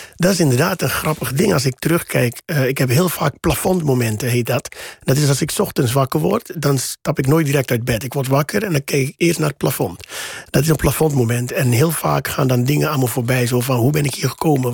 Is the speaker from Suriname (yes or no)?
yes; Suriname; moved away as an adult; now in Netherlands; ik ben in Suriname opgegroeid in de jaren tachtig